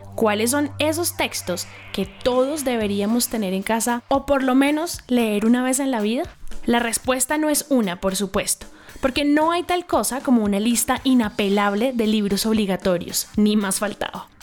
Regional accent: Colombia; nosotros como colombianos

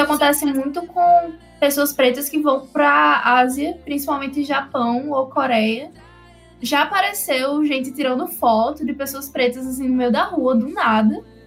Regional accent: Northeast Region, Brazil; quando eu era pequena, eu também não achava tão legal ser nordestina

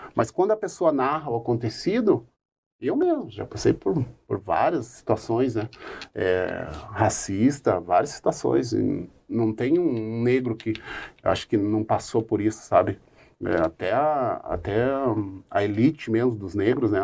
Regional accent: Curitiba, Paraná, Brazil; o bairro alto que eu frequento, né, onde eu nasci e me criei

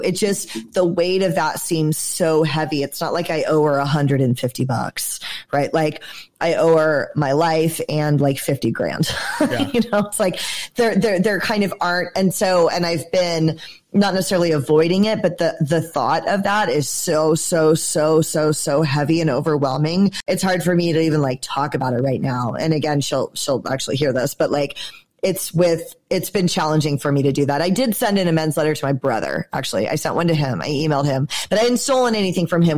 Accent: Georgia, United States; I'm from Georgia.

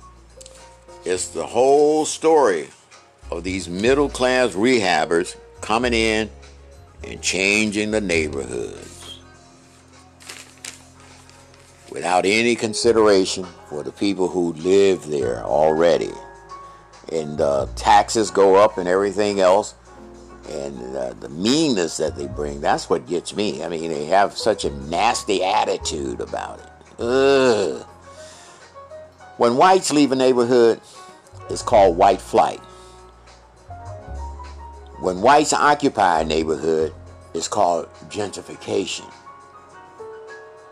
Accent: Chicago, Illinois, United States; I grew up here in Lincoln Park

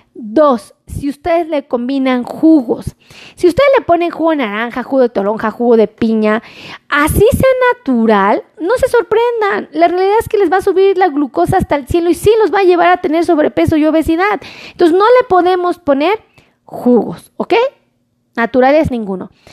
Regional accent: Mexico; todos los que somos mexicanos

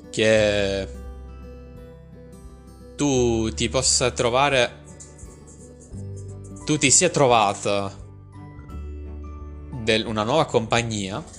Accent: Pesaro, Marche, Italy; Di Pesaro? Anch'io sono di Pesaro.

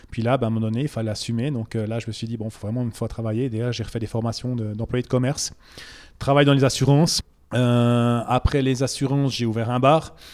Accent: Bourgogne-Franche-Comté, France; C'est une région que je ne connaissais pas parce que j'ai oublié de dire, je viens du Jura à la base.

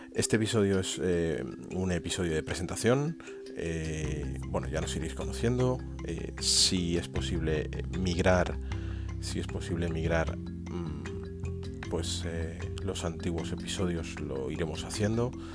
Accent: Aranjuez, Community of Madrid, Spain; los dos somos de Madrid, de Aranjuez

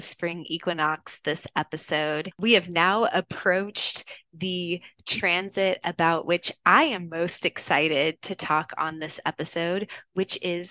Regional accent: Houston, Texas, United States; moved away; also born or lived in San Francisco; I'm from Houston, Texas originally.

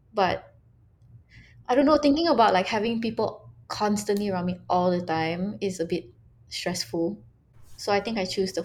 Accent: Malaysia; my love for being Malaysian.

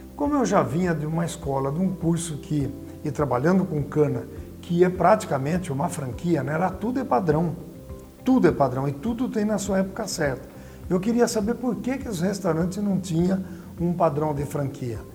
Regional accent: Tupã, São Paulo, Brazil; also born or lived in Adamantina; eu nasci em Adamantina, viemos para Tupã com. Eu tinha nove anos, na década de 60

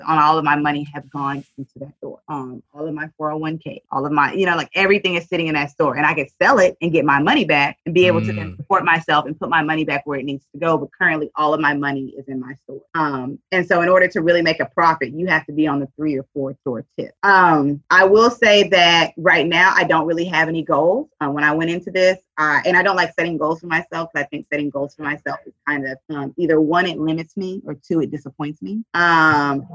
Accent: Dallas, Texas, United States; I was born and raised in Southern Dallas

